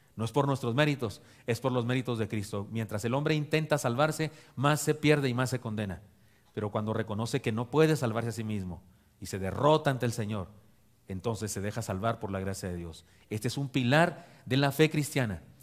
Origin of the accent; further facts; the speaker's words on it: Chihuahua, Mexico; moved away; mi tierra de Chihuahua